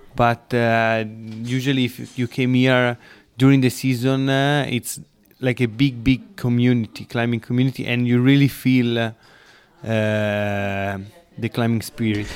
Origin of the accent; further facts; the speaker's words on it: Lake Como, Lombardy, Italy; English is a second language; I'm from Lake of Como